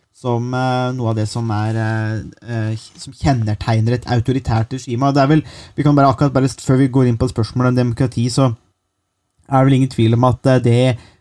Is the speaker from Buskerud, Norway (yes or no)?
yes; Buskerud, Norway; jeg kommer fra Buskerud.